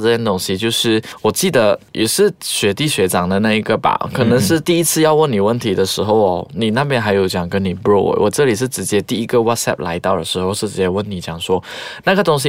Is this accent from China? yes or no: no; Malaysia; 特别是我们马来西亚人，我们在沟通上面真的是要下一点功夫。